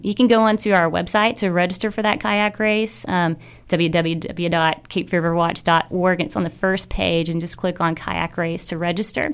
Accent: Arkansas, United States; also born or lived in Caribbean; now in Wilmington, United States; originally from Arkansas, spent a lot of time in the Caribbean managing nature parks

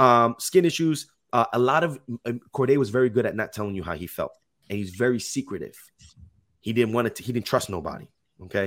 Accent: Jersey City, New Jersey, United States; moved away as an adult; now in Los Angeles, United States; I'm originally from Jersey City, New Jersey, but that's right by New York

